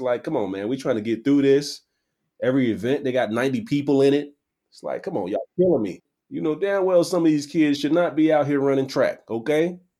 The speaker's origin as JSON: {"language": "English", "region": "Midwest", "country": "United States", "said": "I'm from the Midwest"}